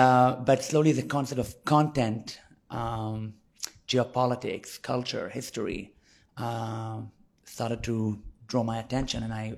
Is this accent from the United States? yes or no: no; Israel; first language Hebrew; English is a second language; as an Israeli growing up in Israel within a conflict.